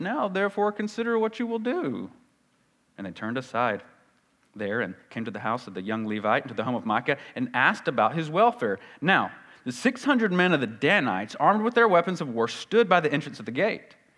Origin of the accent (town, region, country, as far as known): the South, United States; accent: Southern